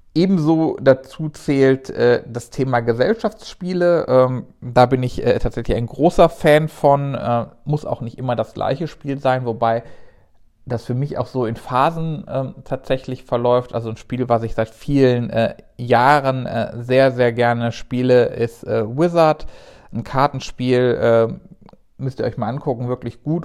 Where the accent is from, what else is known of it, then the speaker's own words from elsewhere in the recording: Rhineland, Germany; als Rheinländer